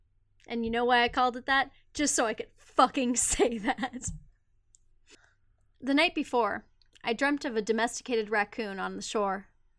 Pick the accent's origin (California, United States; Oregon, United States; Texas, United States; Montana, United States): Montana, United States; Patagonia, bitch. We're from Montana.